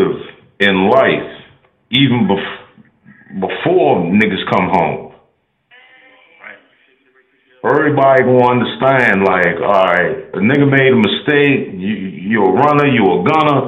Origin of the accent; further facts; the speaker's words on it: D.C., Maryland, United States; also born or lived in Washington, D.C.; I stay the fuck from VA, and I'm from Maryland, D.C.